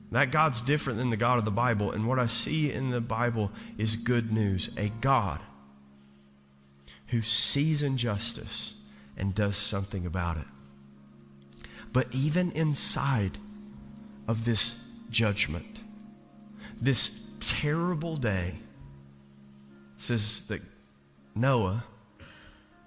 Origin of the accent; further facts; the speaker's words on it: Eastern Kentucky, United States; I'm from Eastern Kentucky